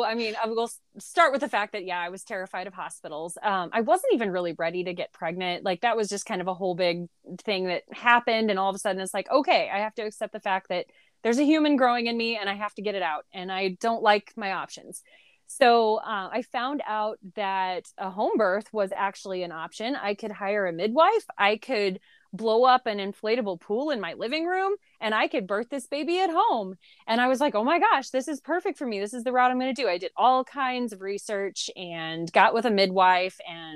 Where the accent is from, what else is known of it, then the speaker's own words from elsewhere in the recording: Southern Illinois, United States; I grew up in a little bitty town in Southern Illinois. Whenever I tell people I'm from Illinois, I have to explain that it's closer to St. Louis, Missouri than it is Chicago, because a lot of people think Chicago. A little bitty rural town.